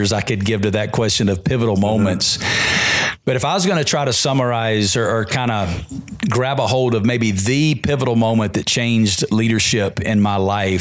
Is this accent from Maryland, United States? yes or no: no; Alabama, United States; moved away as an adult; now in Las Vegas, United States; because I'm from Alabama.